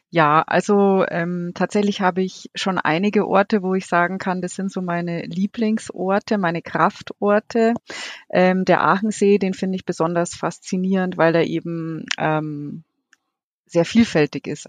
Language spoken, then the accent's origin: German; Munich, Bavaria, Germany; gebürtige Münchnerin. Ich bin vor den Toren quasi aufgewachsen mit Bergen und viel Wasser.